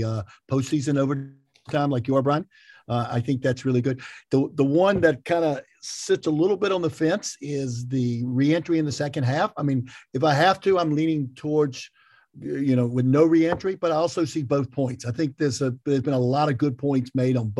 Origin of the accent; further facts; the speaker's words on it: Greensboro, North Carolina, United States; I am from Greensboro